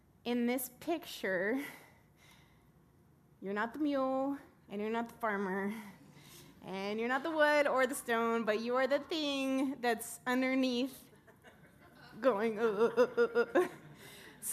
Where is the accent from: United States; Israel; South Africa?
United States; West Texas; I grew up in West Texas in a farming town